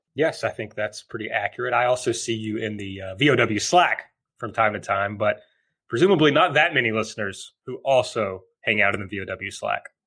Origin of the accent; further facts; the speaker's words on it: rural Kentucky, United States; now in Louisville, United States; I'm from the very rural part of Kentucky originally